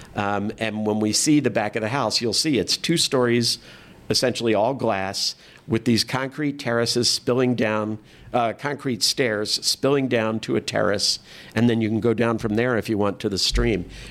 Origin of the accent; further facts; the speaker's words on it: San Diego, California, United States; moved away; I didn't grow up here. I grew up in San Diego